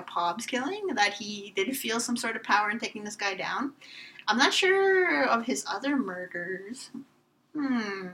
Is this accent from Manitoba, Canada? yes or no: yes; northern Manitoba, Canada; moved away; my hometown is surrounded by them